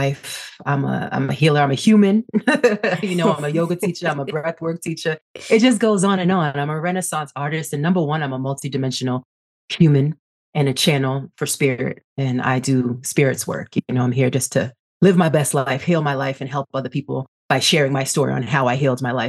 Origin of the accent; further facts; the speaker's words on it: Boston, Massachusetts, United States; born there; also born or lived in Brooklyn, New York; now in Pasadena, United States; Born in Boston. And then I moved to New York and I lived all over Brooklyn.